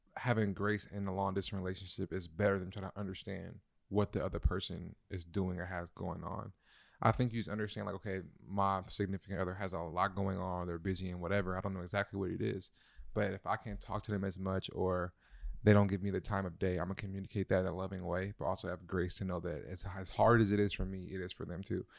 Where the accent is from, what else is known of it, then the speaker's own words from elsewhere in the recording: Compton, California, United States; moved away; also born or lived in Inglewood, California / Minnesota; I'm from Compton, Inglewood, went to Minnesota